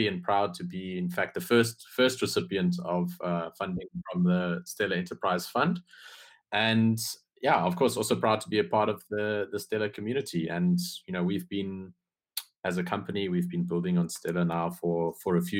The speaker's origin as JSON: {"language": "English", "country": "South Africa", "said": "I'm actually from South Africa. In fact, I'm South African"}